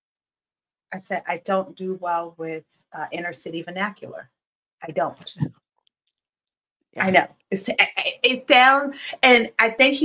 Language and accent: English; New York City, New York, United States; I grew up in Brooklyn. I grew up on Bushwick Avenue, the biggest inner city you could ever think